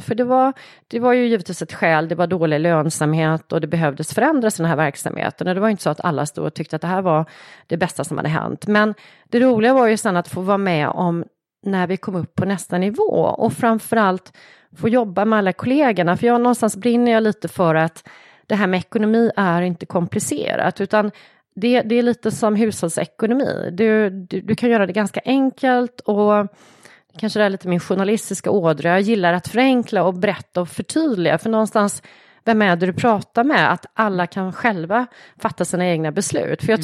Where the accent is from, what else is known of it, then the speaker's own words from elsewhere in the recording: Tvååker, Halland County, Sweden; jag är uppvuxen utanför Varberg, en liten, mm. liten ort, Tvååker heter det